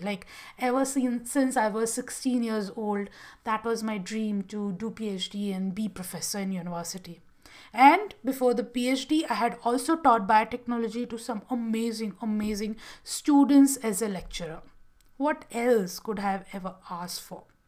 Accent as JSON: {"language": "English", "region": "Gujarat", "country": "India", "tie": "born or raised there", "also_born_or_lived": "Bangalore", "moved": "as an adult", "said": "I had moved from my hometown in Gujarat and shifted to Bangalore"}